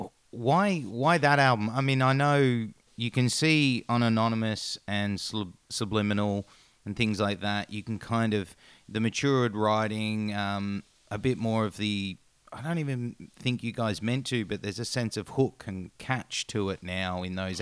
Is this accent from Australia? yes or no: yes; Australia; I'm Australian